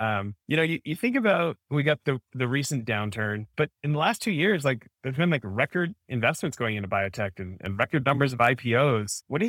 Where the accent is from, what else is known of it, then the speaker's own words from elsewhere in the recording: Canada; now in United States; So I grew up in Canada. I'm an American born abroad because my dad's American, and then I got Canadian citizenship for being born there, right?